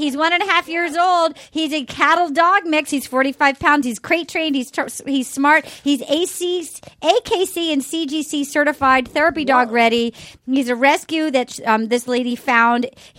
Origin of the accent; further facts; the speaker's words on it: New England, United States; growing up in New England